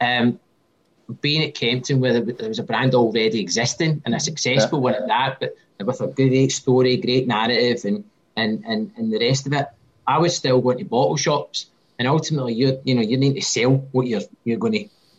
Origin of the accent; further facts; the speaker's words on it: Scotland, United Kingdom; accent: Scottish; now in Tasmania, Australia; my Scottish accent